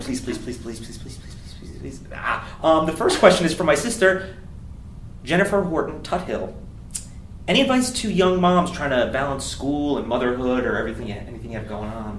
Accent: United States; now in Los Angeles, United States; I'm from New York, New Jersey

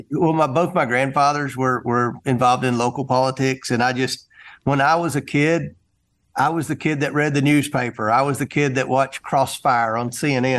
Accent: Kentucky, United States; also born or lived in Carthage, Tennessee; I was born in Carthage, Tennessee, which is the hometown of Al Gore. And I, I grew up in Kentucky

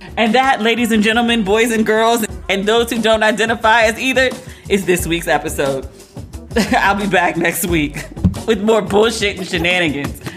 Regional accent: United States; being an American

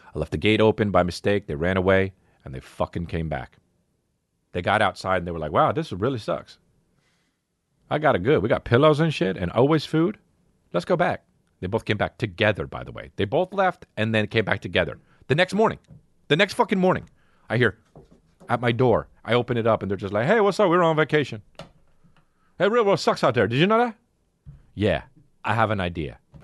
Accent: New Jersey, United States; when I was growing up in New Jersey

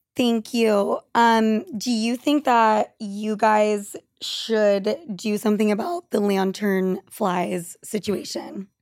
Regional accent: Argentina; moved away; I'm from Argentina

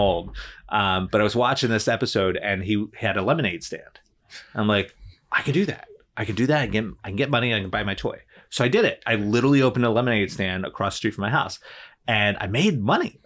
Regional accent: New Jersey, United States; moved away; I grew up in New Jersey. I was born and raised there

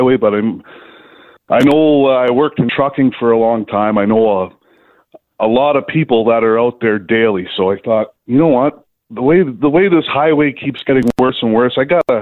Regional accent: Kitchener, Ontario, Canada; I'm from a really great little city called Kitchener, Ontario

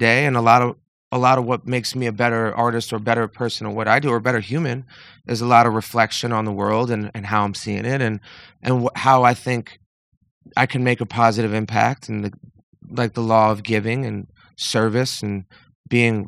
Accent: Northeast, United States; I grew up in the Northeast in like a middle, very, very middle class situation

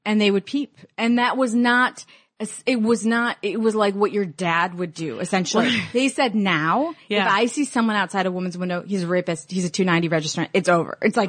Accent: Illinois, United States; I'm from Illinois.

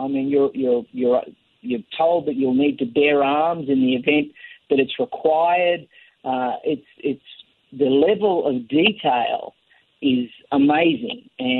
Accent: Australia; now in United States; I'm an American citizen, an immigrant, a legal immigrant from Australia.

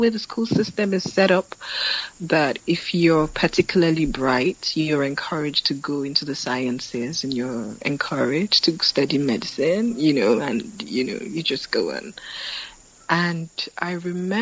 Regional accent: Ilesha, Osun, Nigeria; also born or lived in Lagos, Nigeria; Shortly after that, my parents moved.

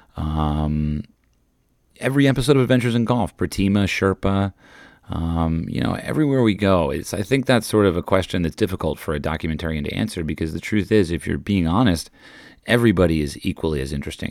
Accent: United States; I'm an American tourist

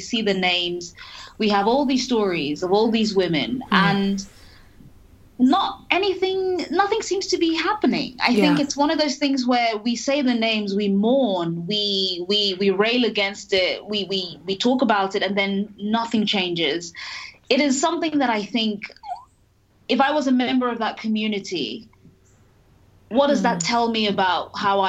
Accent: Nigeria; now in United Kingdom; I am a foreigner, I'm an immigrant, mm-hmm, I'm Nigerian, I am British, I have this accent.

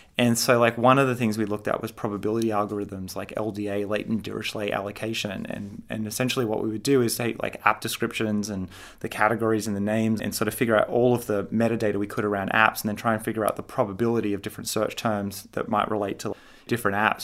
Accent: Sydney, New South Wales, Australia; moved away as an adult; now in California, United States; I grew up in Sydney, Australia

